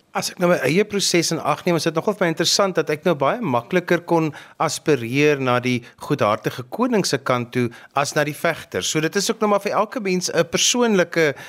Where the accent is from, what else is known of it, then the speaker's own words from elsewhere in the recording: South Africa; as 'n Suid-Afrikaner